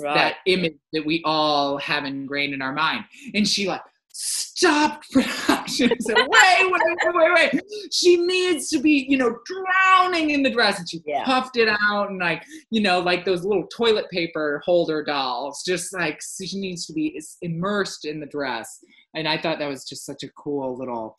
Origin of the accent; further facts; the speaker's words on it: Michigan, United States; I am from Michigan